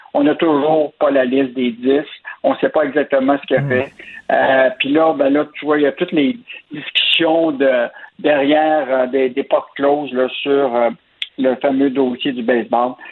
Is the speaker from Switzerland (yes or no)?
no; Quebec, Canada